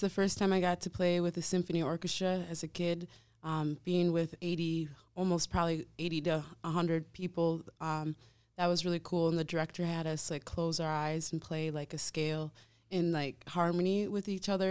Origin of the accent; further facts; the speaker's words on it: Wisconsin, United States; also born or lived in Savannah, Georgia; now in Milwaukee, United States; I've lived in Wisconsin most of my life